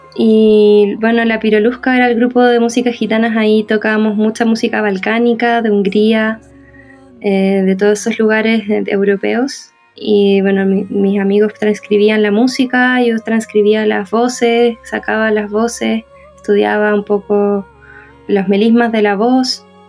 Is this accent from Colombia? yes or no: no; Chile; yo soy chilena